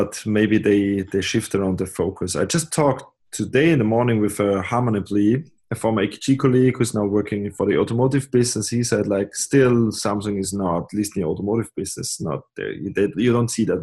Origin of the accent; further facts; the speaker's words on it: Austria; also born or lived in Graz; I'm coming from Austria.